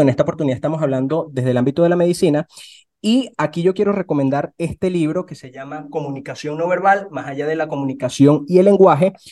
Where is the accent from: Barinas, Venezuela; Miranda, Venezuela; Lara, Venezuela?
Lara, Venezuela; Barquisimeto; yo soy de, de, Barquisimeto, en Venezuela